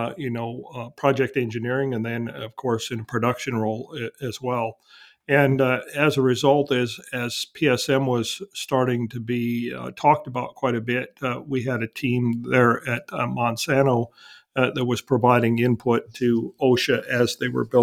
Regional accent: Wisconsin, United States; now in Texas, United States; I was born and raised in Wisconsin, so I'm kind of used to the cold weather

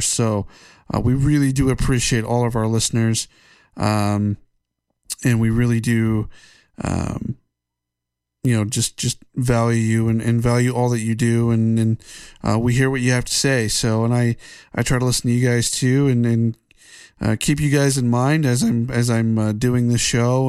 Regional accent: United States; as an American

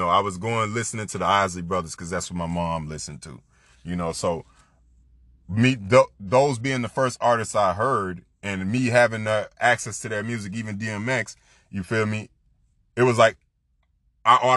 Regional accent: Florida, United States; I'm from Florida

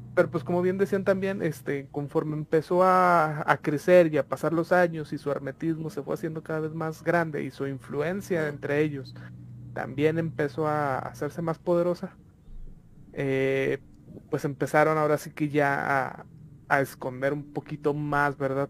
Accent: Mexico; nosotros como mexicanos

